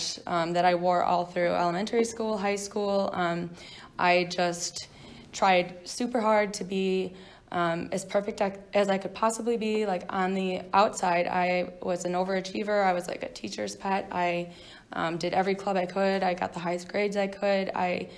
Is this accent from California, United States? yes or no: no; New York, United States; moved away; I'm not from here. I grew up in New York